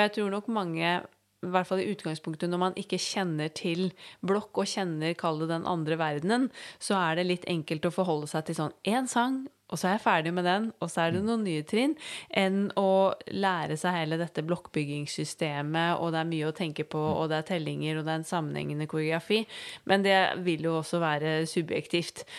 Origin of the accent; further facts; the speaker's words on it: Norway; her hjemme i Norge